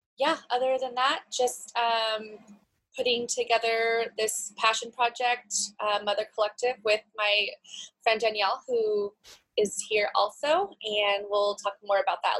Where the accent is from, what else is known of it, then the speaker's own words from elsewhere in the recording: Northern California, United States; I am from Northern California near Brittany and Heather.